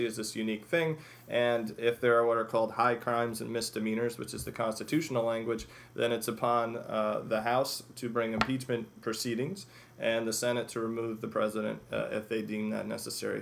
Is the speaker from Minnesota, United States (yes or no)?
no; Chicago, Illinois, United States; I grew up in Chicago